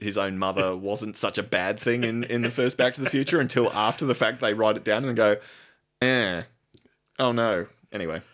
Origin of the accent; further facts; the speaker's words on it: Australia; I am an Australian.